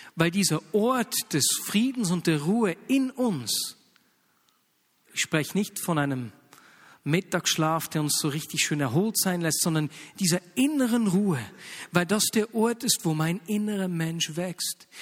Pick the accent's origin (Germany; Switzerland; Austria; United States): Switzerland; Bern; accent: Bernese German; bei uns in Berndeutsch